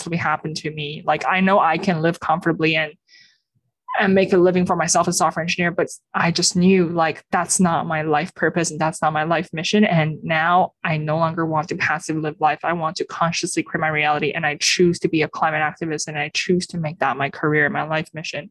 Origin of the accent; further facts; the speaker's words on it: Beijing, China; I was born and raised in Beijing in China